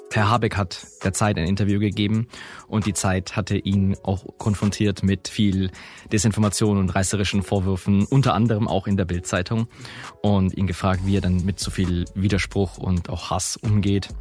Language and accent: German; Augsburg, Bavaria, Germany; ich komme aus Augsburg